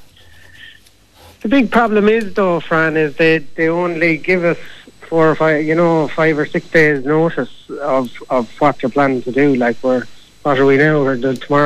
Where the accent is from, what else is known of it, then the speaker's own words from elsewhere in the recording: Kilkenny, Leinster, Ireland; I grew up out in the Grange Road and that area